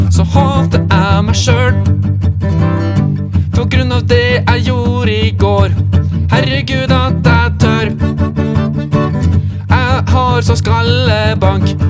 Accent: Stjørdal, Trøndelag, Norway; Det vet jeg, jeg er fra Stjørdal!

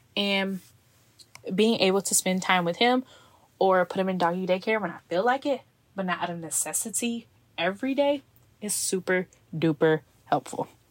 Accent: Texas, United States; moved away as an adult; now in Seattle, United States; my office is actually located in my hometown, so when I'm back to visit family and friends

